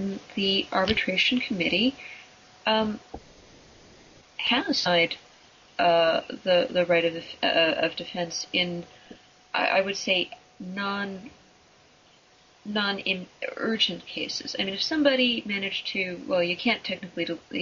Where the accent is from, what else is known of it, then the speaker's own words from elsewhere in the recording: United States; as an American